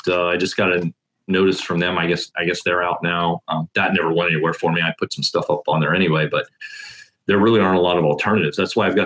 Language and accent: English; Indiana, United States; I am from Indiana.